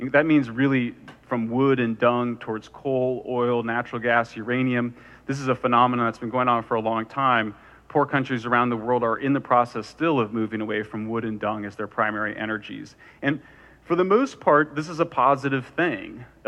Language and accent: English; California, United States; At an international level, in my home state of California